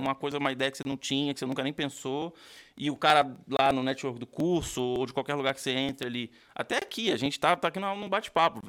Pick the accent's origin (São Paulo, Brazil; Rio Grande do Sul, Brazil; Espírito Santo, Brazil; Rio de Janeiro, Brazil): Rio de Janeiro, Brazil; moved away as an adult; now in United States; Também sou do Rio